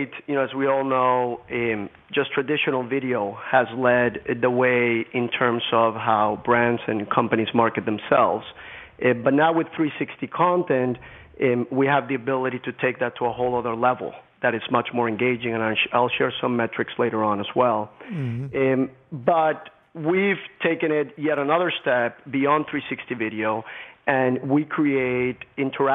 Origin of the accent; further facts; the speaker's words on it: Colombia; moved away; I grew up in Colombia, the country in Latin America